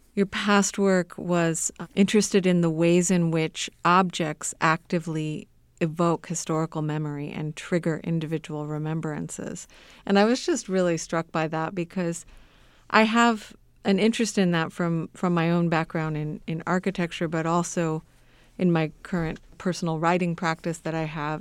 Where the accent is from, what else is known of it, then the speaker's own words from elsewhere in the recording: Southern California, United States; now in Indiana, United States; I grew up in Southern California